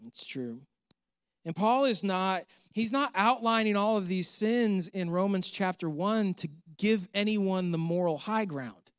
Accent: Canandaigua, New York, United States; moved away as an adult; also born or lived in Pittsburgh, Pennsylvania / the South (US); the Seneca Nation started in my hometown, Canandaigua, New York

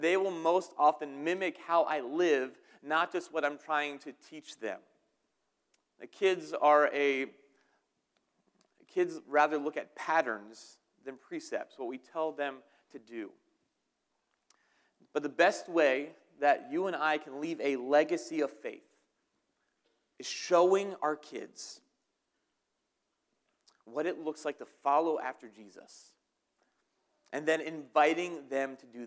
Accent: New Jersey, United States; moved away; I am from New Jersey

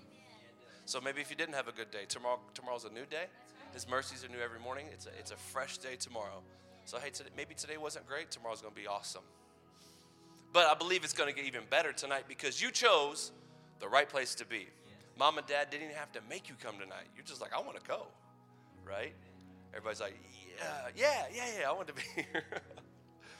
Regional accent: Madison, United States; in downtown Madison in my hometown

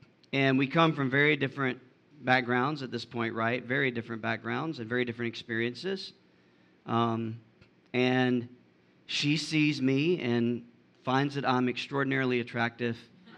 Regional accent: Georgia, United States; also born or lived in Florida / Alabama; So I was raised in South Georgia, deep South Georgia, in poverty by a two-parent family. We moved from Florida to Alabama to Georgia at any given point in time.

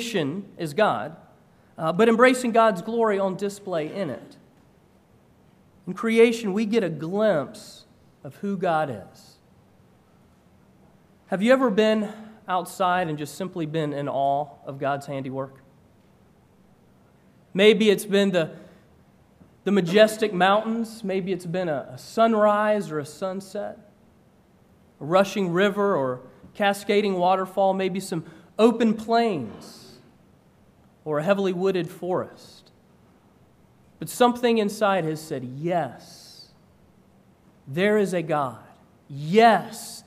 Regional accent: Georgia, United States; moved away as an adult; also born or lived in North Carolina; I grew up in Georgia and had gone to school in North Carolina

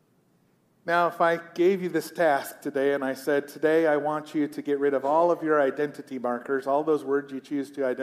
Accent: United States; I'm a pastor. I'm an American.

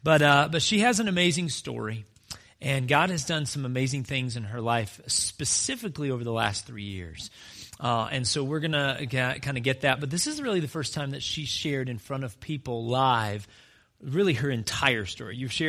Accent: Alabama, United States; also born or lived in North Carolina; All of a sudden, I came from Alabama. Like, that's our heartbeat, man.

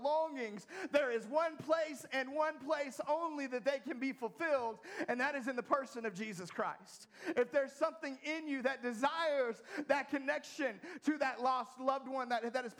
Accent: United States; being an American

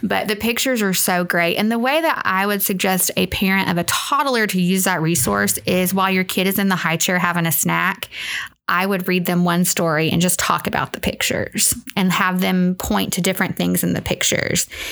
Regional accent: North Little Rock, Arkansas, United States; moved away; I grew up in North Little Rock, Arkansas

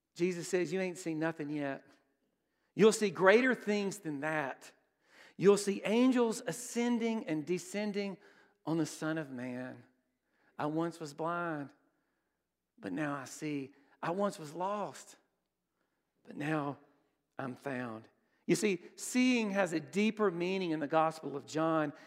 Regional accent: Brookhaven, Mississippi, United States; I grew up in Brookhaven

